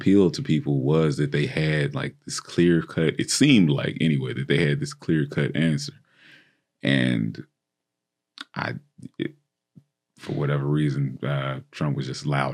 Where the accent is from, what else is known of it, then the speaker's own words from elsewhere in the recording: Tennessee, United States; Tennessee, my home state